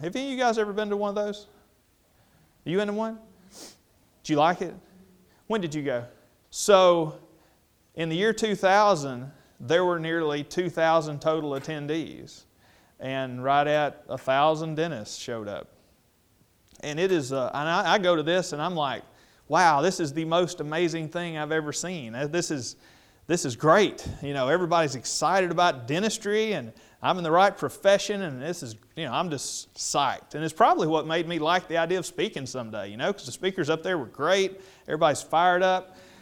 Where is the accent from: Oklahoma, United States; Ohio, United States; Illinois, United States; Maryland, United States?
Oklahoma, United States; I'm in my hometown